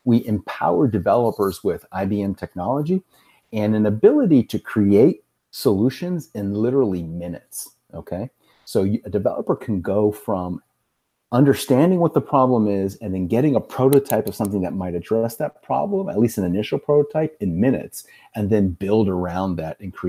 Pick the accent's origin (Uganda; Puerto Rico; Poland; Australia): Puerto Rico; moved away; I grew up in Puerto Rico.